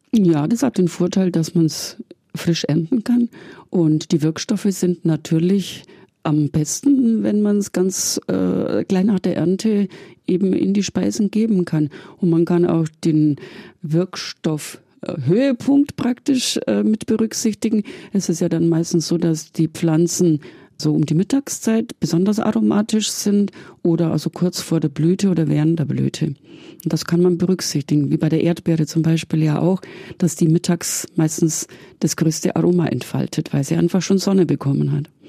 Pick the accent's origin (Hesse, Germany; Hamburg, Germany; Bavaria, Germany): Bavaria, Germany; Augsburg; ich komme aus Augsburg